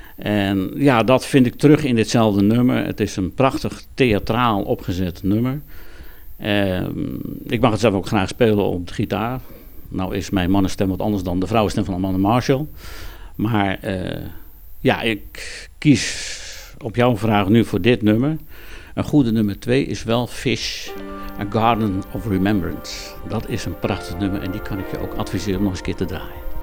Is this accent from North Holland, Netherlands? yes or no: yes; Wognum, North Holland, Netherlands; moved away as an adult; now in Overloon, Netherlands; ik ben van huis uit kom ik uit West-Friesland. Eh, ik ben geboren in Wochnum in Noord-Holland.